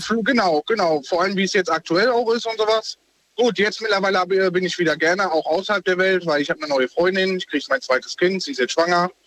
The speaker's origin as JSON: {"language": "German", "region": "North Rhine-Westphalia", "country": "Germany", "tie": "born or raised there", "also_born_or_lived": "Bavaria", "moved": "as an adult", "said": "aus Bayern wieder nach äh, NRW. Mhm. Ähm, zu meiner Heimat"}